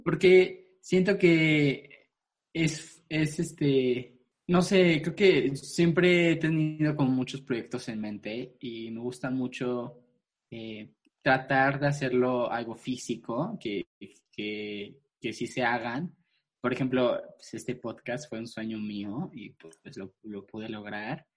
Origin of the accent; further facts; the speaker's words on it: Mexico City, Mexico; yo soy chilango. Eh, vengo, soy de la Ciudad de México, nací aquí en la Ciudad de México. Y este, pues nunca Nunca me he, ido a vivir a ningún otro lugar